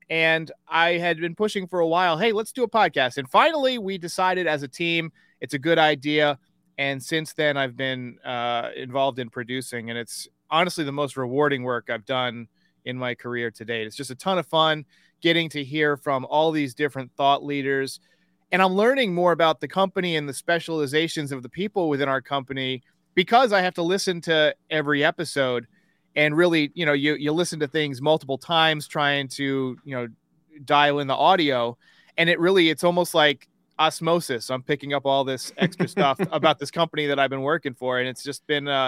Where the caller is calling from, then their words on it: Wake Forest, North Carolina, United States; I am out of Wake Forest, North Carolina, where today it is 72 and sunny with a slight